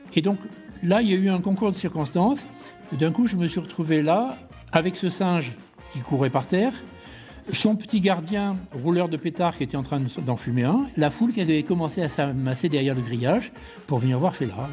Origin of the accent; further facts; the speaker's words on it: Marseille, Provence-Alpes-Côte d'Azur, France; je suis Marseillais